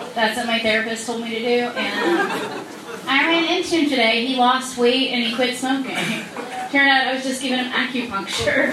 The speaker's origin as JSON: {"language": "English", "town": "Dartmouth", "region": "Nova Scotia", "country": "Canada", "moved": "yes", "lives_now": "Los Angeles, United States", "said": "I'm from Dartmouth, Nova Scotia"}